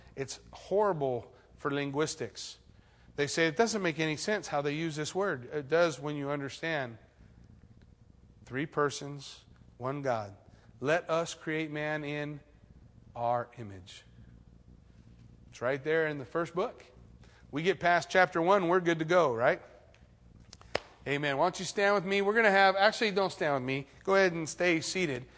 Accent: United States; I'm American.

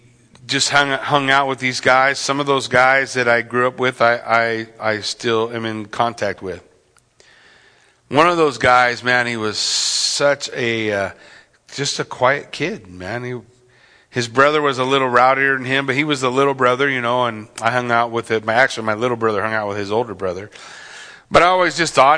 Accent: Yucaipa, California, United States; I grew up in Yucaipa in California.

